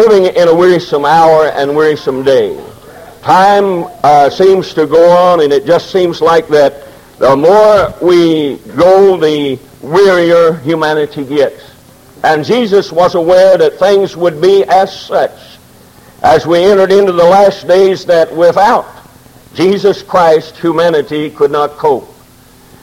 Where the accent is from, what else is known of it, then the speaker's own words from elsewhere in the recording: Momence, Illinois, United States; I was born in Maunee, Illinois